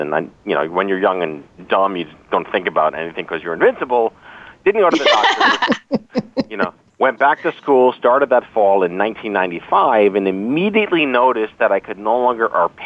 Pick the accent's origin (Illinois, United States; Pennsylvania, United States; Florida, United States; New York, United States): New York, United States; New York City; I was born and raised in New York City